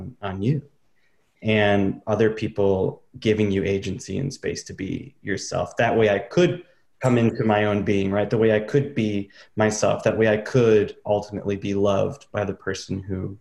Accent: Traverse City, Michigan, United States; moved away as an adult; growing up in Traverse City

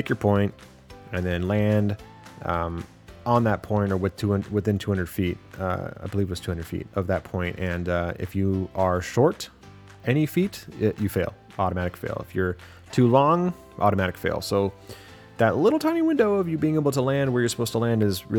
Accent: San Diego, California, United States; moved away as an adult; now in Bakersfield, United States; I'm from San Diego

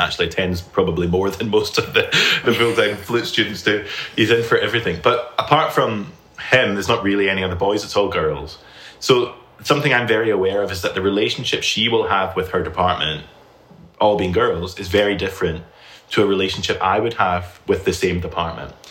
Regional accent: Scotland, United Kingdom; moved away as an adult; now in Alabama, United States; I'm originally from the United Kingdom, from Scotland. And I've lived there my entire life up till now

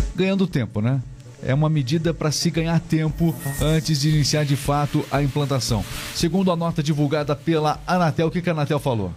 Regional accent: Paraná, Brazil; accent: paranaense; nós somos aqui do Paraná

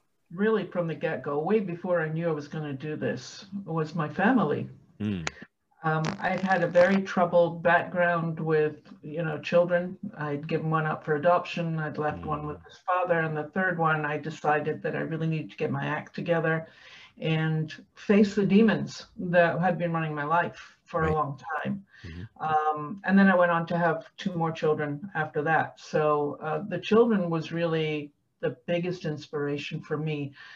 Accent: Scotland, United Kingdom; I'm a warrior from the Highlands of Scotland.

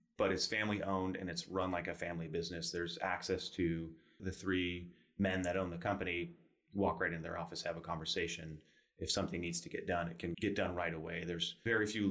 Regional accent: La Mesa, California, United States; I grew up in La Mesa. I went to Helix High School

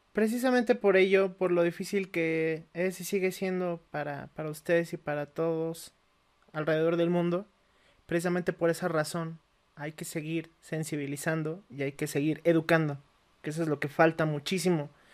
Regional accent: Mexico; somos mexicanos, estamos acostumbrados a un ritmo de vida

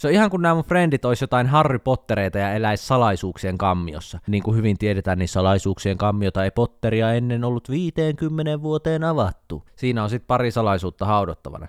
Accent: Jyväskylä, Central Finland, Finland; moved away; Kun mä muutin Jyväskylästä pois

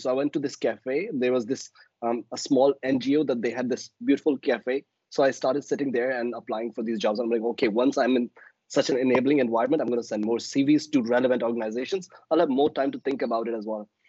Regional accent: Balochistan, Pakistan; I am from Balochistan, which is the southwestern province of Pakistan.

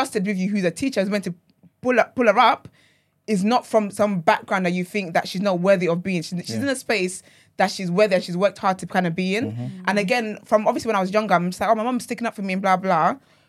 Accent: Nigeria; now in United Kingdom; Yeah, I think my experience is definitely different because, like, I grew up in Nigeria and then I moved here.

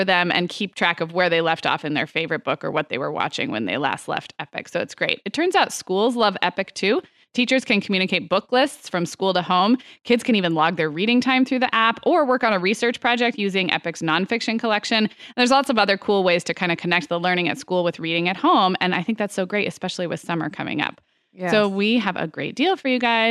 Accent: Santa Barbara, California, United States; also born or lived in Chicago / Arizona; now in Orange County, United States; my hometown of Santa Barbara

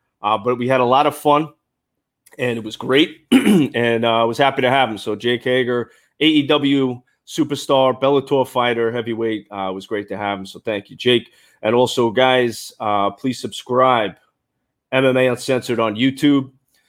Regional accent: New York, United States

